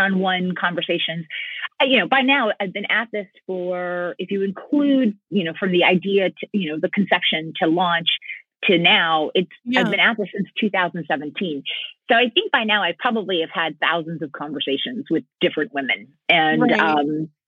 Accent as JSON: {"language": "English", "country": "United States", "tie": "born or raised there", "also_born_or_lived": "San Francisco, California", "said": "I'm a first generation American. My parents came over from Cuba in 1962. So I grew up where inside the house it was Little Havana, and outside the house it was the United States of America."}